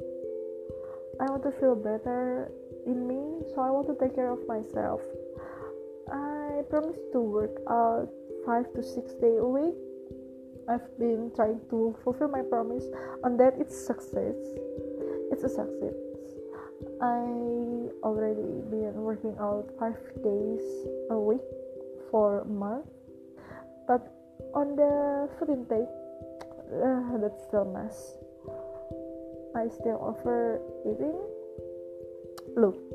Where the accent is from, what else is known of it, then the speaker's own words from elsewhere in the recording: Jakarta, Indonesia; I was born in Jakarta, 5th March 1997.